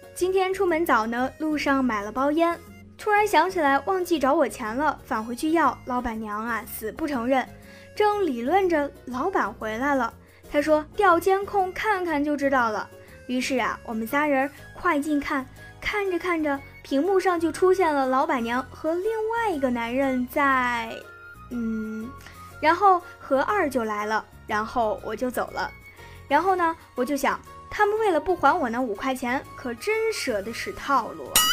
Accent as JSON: {"language": "Chinese", "country": "China", "said": "我们中国人有一句老话"}